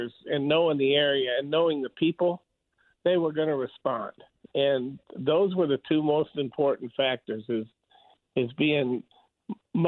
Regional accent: Chicago, Illinois, United States; now in Wichita, United States; I grew up in Chicago

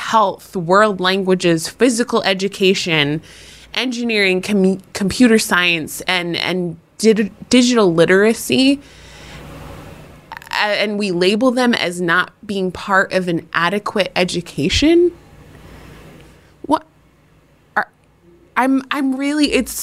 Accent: New Hampshire, United States; my home state of New Hampshire

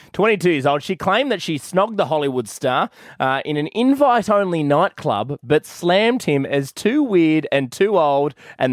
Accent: Australia; So I thought this was big in the US, but I mean, as an Aussie mum, you're like, boycott the pig.

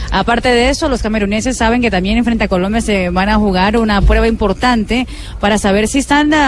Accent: Brazil; somos queridos los brasileños.

